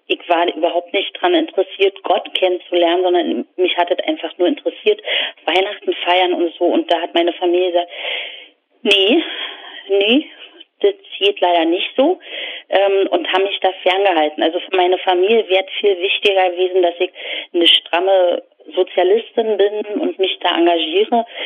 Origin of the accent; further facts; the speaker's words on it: East Germany, Germany; also das ist mein Bild von der DDR, dass die Häuser grau